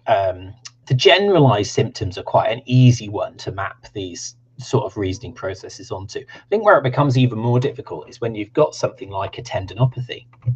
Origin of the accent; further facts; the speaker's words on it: United Kingdom; accent: Southern; if you like my Southern accent